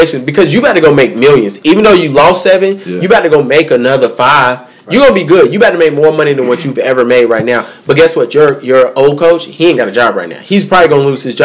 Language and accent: English; Charlotte, North Carolina, United States; I'm from Charlotte